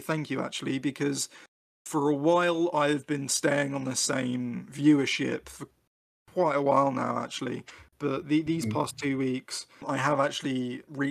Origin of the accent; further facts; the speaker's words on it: United Kingdom; I'm British, not American.